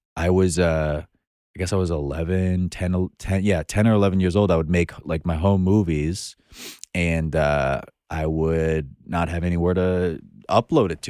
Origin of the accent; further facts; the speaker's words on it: Long Island, New York, United States; moved away as an adult; now in Brooklyn, United States; I was born in, on Long Island, but you would think I was born in Brooklyn